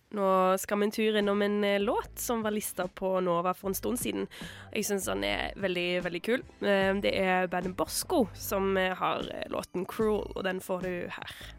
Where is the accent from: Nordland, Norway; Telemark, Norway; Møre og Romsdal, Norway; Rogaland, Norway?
Rogaland, Norway; Stavanger; min hjemby i Stavanger